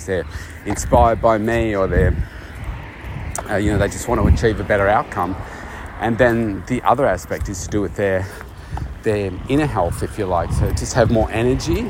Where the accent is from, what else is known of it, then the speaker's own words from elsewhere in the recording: Australia; my home country here, Australia